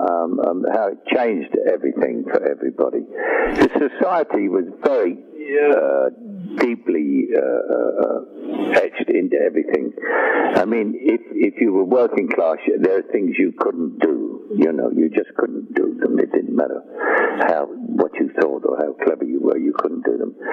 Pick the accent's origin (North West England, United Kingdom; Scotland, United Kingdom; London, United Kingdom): London, United Kingdom